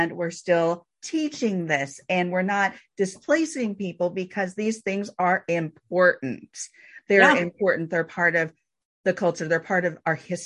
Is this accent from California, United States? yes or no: yes; Bay Area, California, United States; growing up in California, looking around the Bay Area